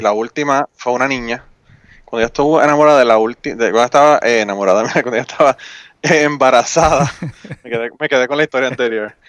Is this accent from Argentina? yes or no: no; Utuado, Puerto Rico; Y yo nací, me crié en Utuado. Eh, estudié allá en Utuado hasta que terminé la universidad.